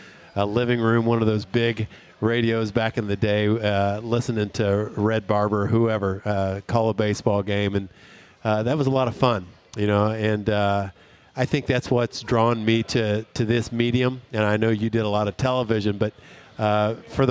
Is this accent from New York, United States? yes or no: no; Tulsa, Oklahoma, United States; now in Houston, United States; I grew up in Tulsa, Oklahoma